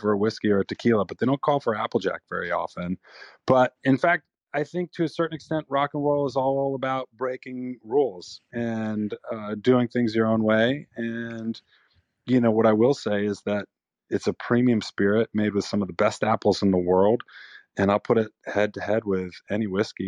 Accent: New York, United States; We're from New York

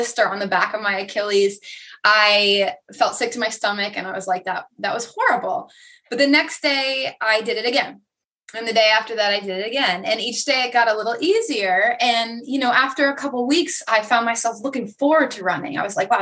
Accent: Vermont, United States; now in Myrtle Beach, United States; I'm originally from Vermont, and I will tell people always that's where I'm from. but I currently live in South Carolina, Myrtle Beach area.

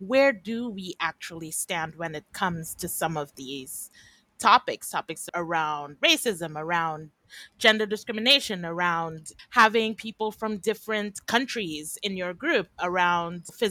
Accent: Trinidad & Tobago; I'm originally from Trinidad and Tobago in the Caribbean

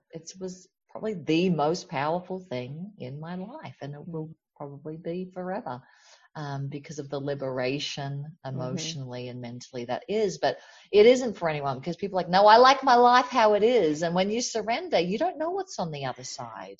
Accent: Australia; now in United States; I grew up in Australia, which has the tall poppy syndrome

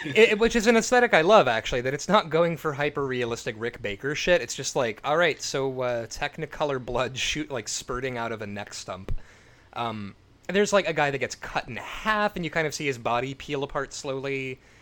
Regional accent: United States; me as an American

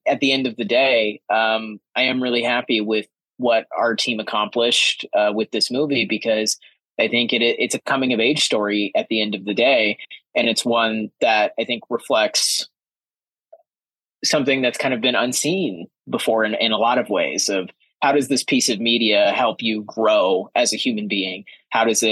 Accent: Kansas, United States; moved away as an adult; a queer closeted kid growing up in Kansas

